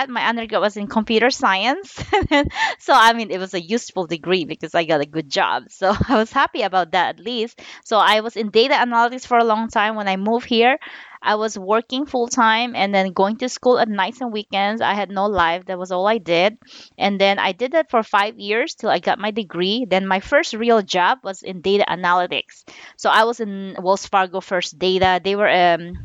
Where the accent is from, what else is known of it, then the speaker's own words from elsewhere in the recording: Philippines; moved away as an adult; also born or lived in Jolo, Sulu; Then I was a second generation born and raised in the Philippines. Okay. So I moved here when I was 20 years old.